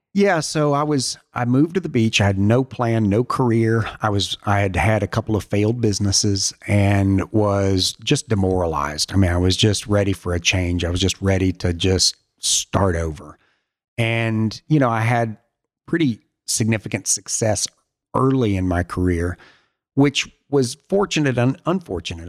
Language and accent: English; Alabama, United States; moved away; my parents are still in Alabama and is an amazing place to grow up